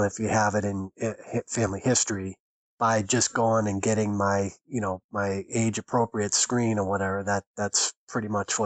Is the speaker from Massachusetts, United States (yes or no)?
yes; Boston, Massachusetts, United States; now in Ohio, United States; You probably can tell from my accent that I'm originally from Boston. So I'm a native New Englander